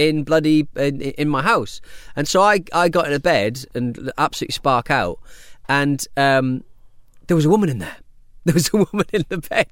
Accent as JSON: {"language": "English", "country": "United Kingdom", "said": "as a British person"}